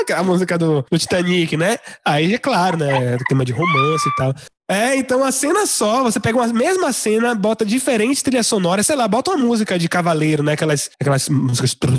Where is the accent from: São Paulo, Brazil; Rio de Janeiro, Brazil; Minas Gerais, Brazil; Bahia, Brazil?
Bahia, Brazil; Salvador; Eu como baiano, soteropolitano, então falo principalmente de onde eu vivo